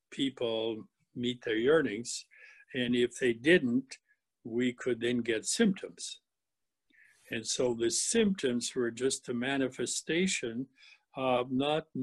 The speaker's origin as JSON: {"language": "English", "region": "British Columbia", "country": "Canada", "said": "we came from British Columbia to Manitoba in 1965, and we've always wanted to go back home to British Columbia."}